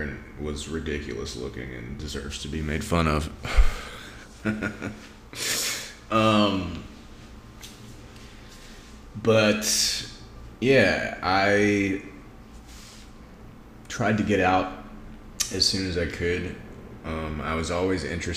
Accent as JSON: {"language": "English", "town": "Greenville", "region": "Mississippi", "country": "United States", "tie": "born or raised there", "also_born_or_lived": "Austin, Texas / St. Louis, Missouri / Bay Area, California", "moved": "as an adult", "lives_now": "Las Vegas, United States", "said": "I'm from Mississippi. Was born in 1984 in Greenville, Mississippi, which is this little town right off the river"}